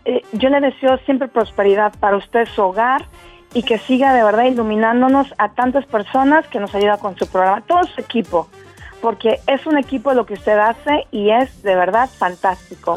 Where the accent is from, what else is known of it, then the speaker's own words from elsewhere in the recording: Mexico City, Mexico; moved away as an adult; now in Eilat, Israel; Soy 101% chilanga.